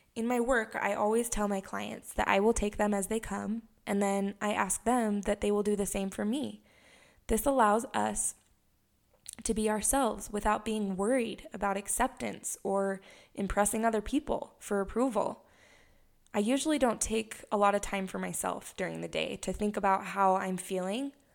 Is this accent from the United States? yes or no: yes; Heber City, Utah, United States; also born or lived in Hawaii; I was born and raised in Heber City, Utah